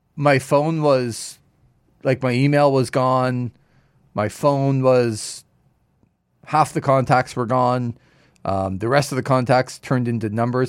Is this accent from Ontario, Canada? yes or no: yes; Toronto area, Ontario, Canada; when I grew up in the Toronto area